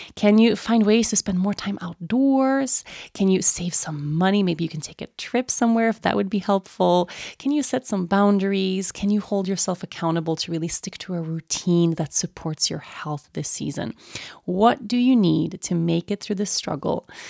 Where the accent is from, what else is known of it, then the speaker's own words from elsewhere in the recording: Sweden; moved away as an adult; growing up in Sweden, and Sweden is a really cold and dark place in the winter months